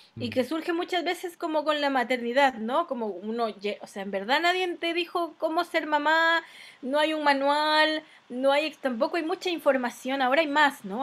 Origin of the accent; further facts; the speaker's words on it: Mexico; moved away as an adult; now in Chile; me acompañó en mi infancia en México